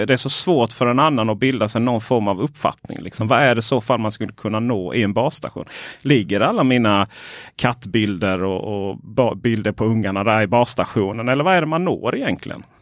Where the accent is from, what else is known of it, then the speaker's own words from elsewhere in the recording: Ronneby, Blekinge, Sweden; moved away; där jag växte upp eh, Blekinge, Ronneby.